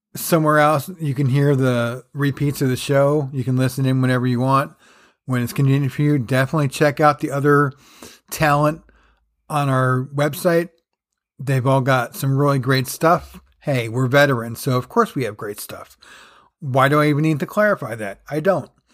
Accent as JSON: {"language": "English", "region": "New Jersey", "country": "United States", "tie": "born or raised there", "said": "growing up in Jersey"}